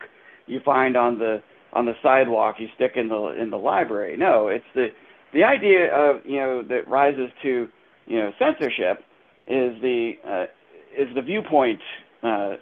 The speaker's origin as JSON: {"language": "English", "area": "Hanover County", "region": "Virginia", "country": "United States", "said": "I'm from Hanover"}